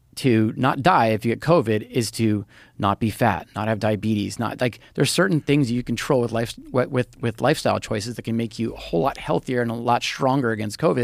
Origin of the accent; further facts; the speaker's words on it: Hawaii, United States; I was born in Hawaii. So I just I don't know. I just know it is home